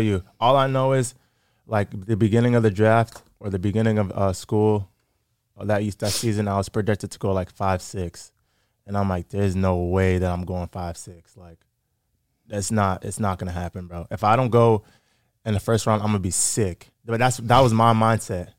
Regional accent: Framingham, Massachusetts, United States; also born or lived in Grafton, Massachusetts; I grew up in Framingham, Massachusetts

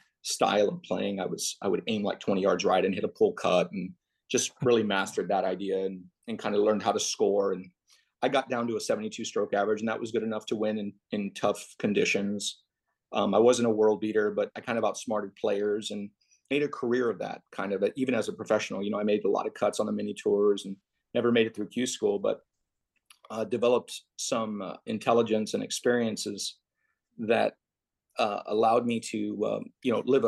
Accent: Laredo, Texas, United States; I grew up in Laredo, Texas

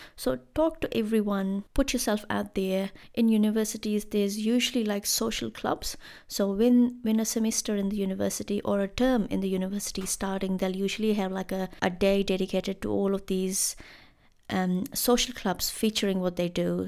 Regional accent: India; moved away as an adult; now in Christchurch, New Zealand; as an Indian student here in, in Christchurch

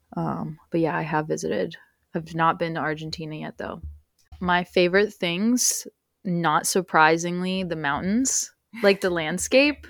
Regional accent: United States; first language Spanish; English is a second language; I was born on U S soil

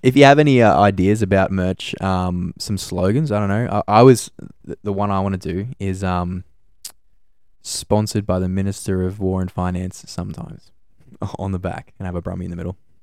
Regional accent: Gold Coast, Queensland, Australia; moved away as an adult; now in Brisbane, Australia; I was born on the Gold Coast. I, um, I moved to Brisbane, uh, probably five years ago now

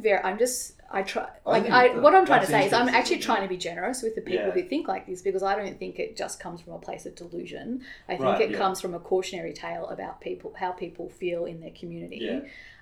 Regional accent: Australia; also born or lived in United States; as an Aussie living in the States

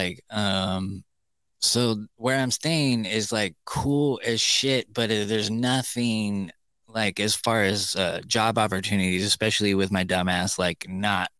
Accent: Murphy's, United States; now in Tennessee, United States; my hometown where I grew up in Murphy's

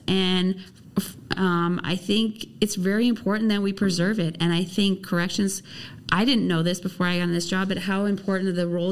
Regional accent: Central Oregon, United States; also born or lived in Nevada; I grew up in Oregon. I grew up in Central Oregon.

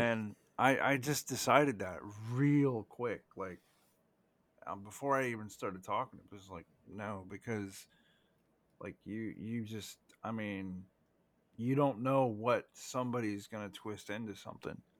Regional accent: United States; as an American, okay, 'cause we're both Americans here

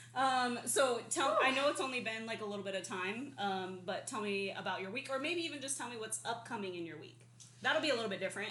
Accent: Arizona, United States; now in California, United States; I was born and raised in Arizona

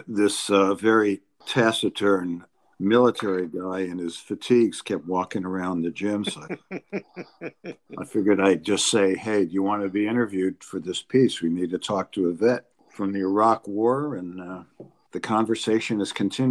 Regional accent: Virginia, United States; I'm from Virginia

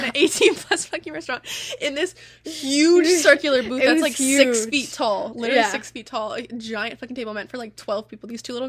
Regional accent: United States; we're American.

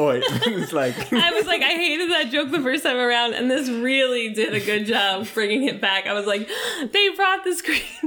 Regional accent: Nevada, United States; I'm from Nevada

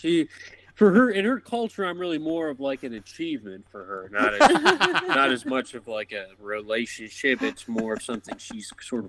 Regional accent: Midwest, United States; moved away as an adult; now in New York, United States; I'm like from the Midwest.

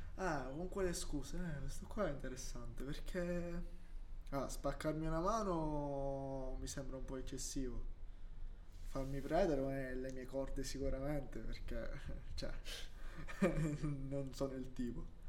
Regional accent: Syracuse, Sicily, Italy; moved away; io sono di Siracusa, vengo da là

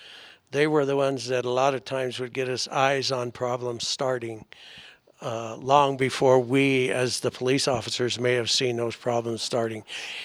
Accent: England, United Kingdom; now in United States; I'm from England.

